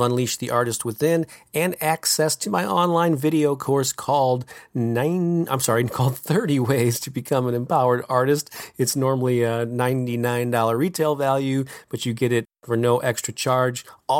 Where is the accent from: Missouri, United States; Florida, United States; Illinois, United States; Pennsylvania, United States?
Missouri, United States; St. Louis; This is an all-day event that I will be presenting in my hometown of St. Louis, Missouri on Saturday, November 14th.